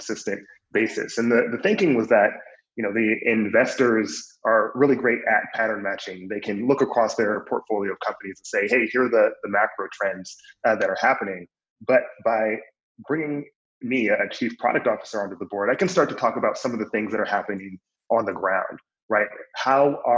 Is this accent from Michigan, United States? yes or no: yes; Flint, Michigan, United States; moved away as an adult; also born or lived in New York; I grew up in Flint, Michigan.